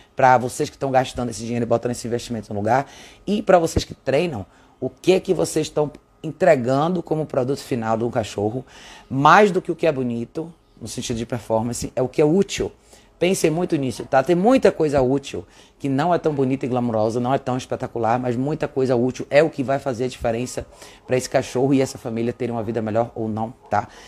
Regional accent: Brazil; como brasileiros

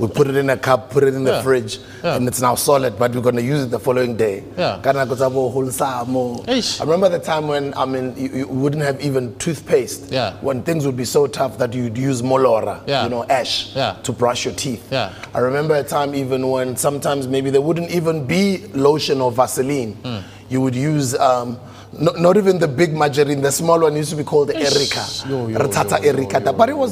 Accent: Tembisa, Gauteng, South Africa; I grew up in a township called Tembisa, dusty streets.

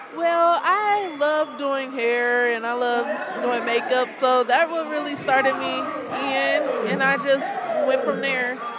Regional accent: Detroit, Michigan, United States; I'm from Detroit, Michigan

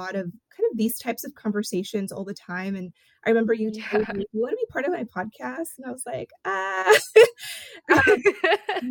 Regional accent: Porterville, California, United States; first language Spanish; English is a second language; was born and raised in Porterville, California.

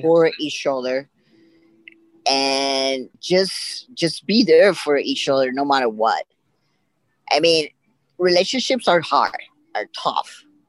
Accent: Puerto Rico; I'm from Puerto Rico

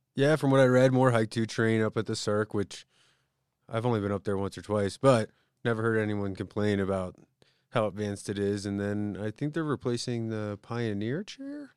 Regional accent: Conshohocken, Pennsylvania, United States; moved away; I'm from the East Coast

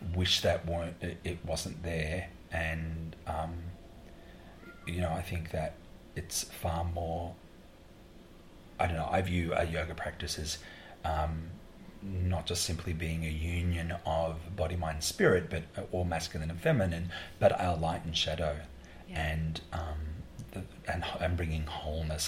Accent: Australia; I'm a choreographer from Australia

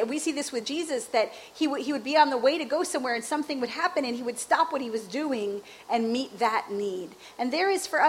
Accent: Chicago, Illinois, United States; I grew up in Chicago.

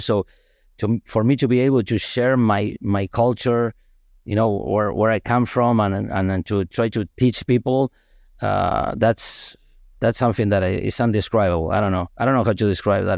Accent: Argentina; moved away; I'm from Argentina

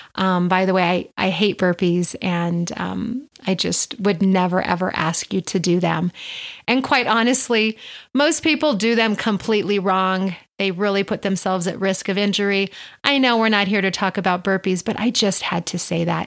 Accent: Albuquerque, New Mexico, United States; I do own a private personal training studio here in Albuquerque, my hometown

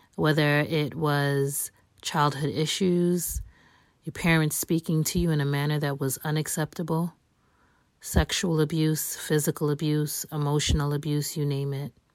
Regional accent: New York City, New York, United States; I was born and raised in New York City, the Bronx specifically

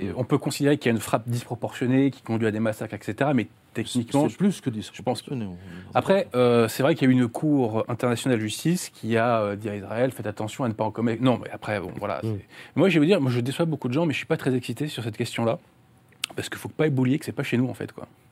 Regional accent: France; en tant que Français

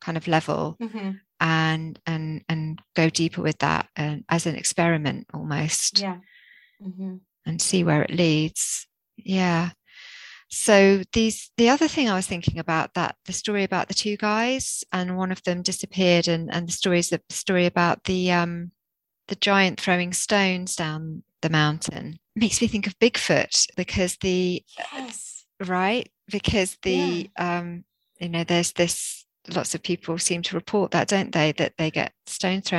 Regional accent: Jersey; I grew up in the rural Jersey

